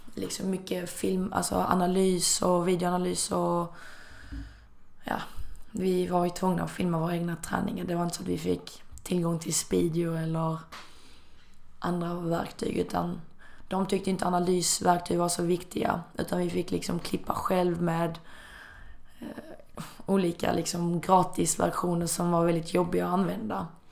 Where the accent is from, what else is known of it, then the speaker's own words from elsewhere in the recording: Malmö, Skåne, Sweden; moved away as an adult; also born or lived in China; jag hade inte heller bott hemma i Malmö på väldigt, väldigt länge